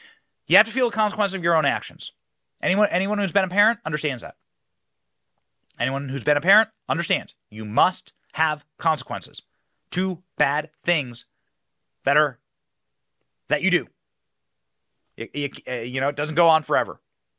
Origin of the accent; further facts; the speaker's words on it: Midwest, United States; I'm from the Midwest. I have a lot of family and friends around there.